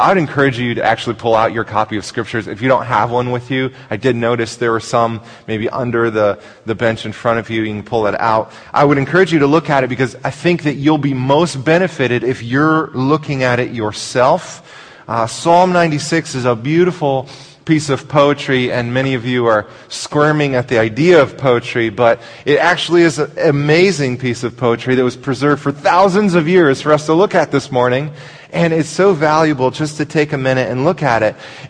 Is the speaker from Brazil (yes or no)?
yes; Brazil; born there; I was born in Brazil, so I speak Portuguese and I have citizenship